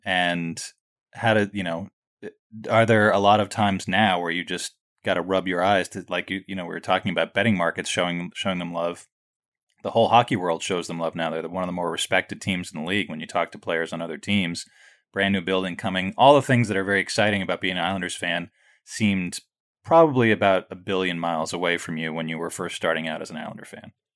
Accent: New York City, New York, United States; I grew up right near Madison Square Garden

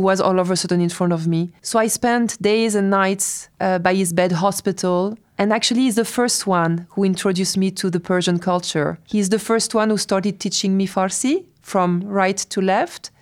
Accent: France; moved away as an adult; also born or lived in Tehran, Iran; I was raised in France

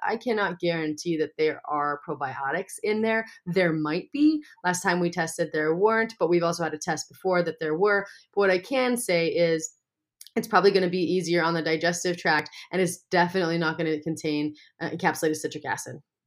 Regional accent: Montana, United States; growing up in Montana, I know a lot of farmers and ranchers

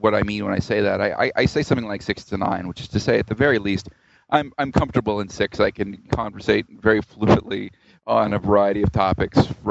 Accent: Georgia, United States; also born or lived in Tennessee / Arkansas / New Orleans, Louisiana; I grew up around the South in the U.S., mostly in Georgia, but I was born in Tennessee and I lived in Arkansas

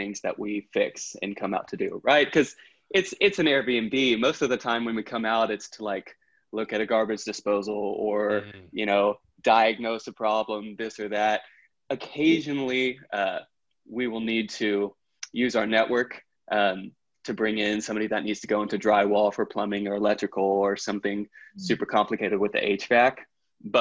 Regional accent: Texas, United States; moved away; I'm from Texas originally

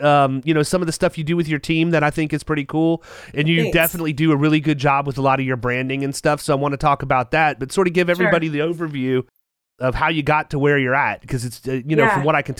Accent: Lorain, Ohio, United States; moved away; also born or lived in Circleville, Ohio / Amherst, Ohio / Morgantown; I was actually born up in Lorain. So I was born right on the lake. My dad at the time was an Ohio State trooper. And so we lived in Lorain, and then we went down. He got transferred to headquarters in Columbus, and we lived in Circleville

